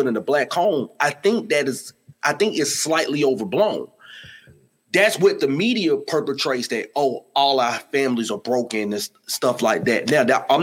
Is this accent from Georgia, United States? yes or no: yes; Atlanta, Georgia, United States; I'm from Atlanta